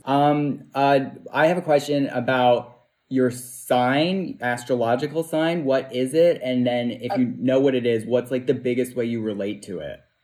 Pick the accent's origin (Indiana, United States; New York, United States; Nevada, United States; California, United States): New York, United States; New York City; I'm from Bay Ridge